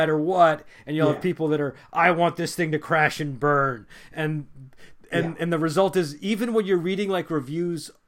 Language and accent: English; United States; as an American